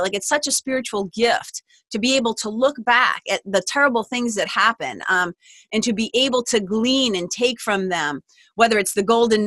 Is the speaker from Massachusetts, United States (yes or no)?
yes; Lawrence, Massachusetts, United States; I grew up in Lawrence, Mass